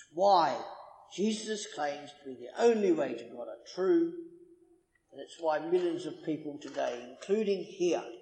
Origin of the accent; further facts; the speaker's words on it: Australia; I'm Australian